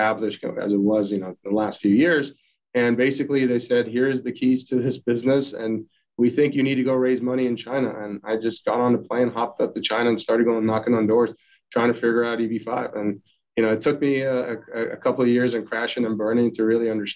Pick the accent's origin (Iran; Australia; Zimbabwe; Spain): Iran; also born or lived in United States; now in New York, United States; I was born in Iran and we're going through war and revolution